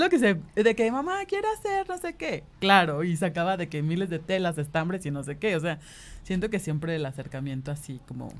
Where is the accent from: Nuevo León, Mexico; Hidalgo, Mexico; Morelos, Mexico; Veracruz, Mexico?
Morelos, Mexico; Cuernavaca; moved away as an adult; now in Mexico City, Mexico; crecimos en Cuernavaca